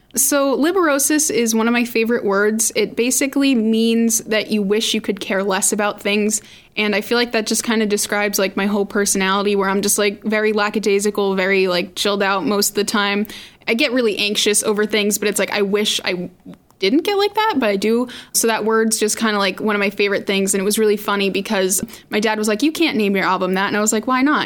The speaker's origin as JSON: {"language": "English", "town": "Randolph", "region": "Massachusetts", "country": "United States", "said": "I'm 16. I'm from Randolph, Massachusetts."}